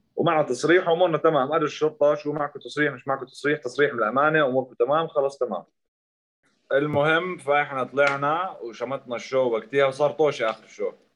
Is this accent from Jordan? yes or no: yes; Zarqa, Zarqa Governorate, Jordan; انا من الزرقاء